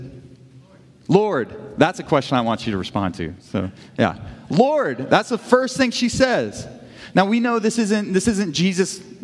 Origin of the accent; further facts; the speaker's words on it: Kirksville, Missouri, United States; growing up in Kirksville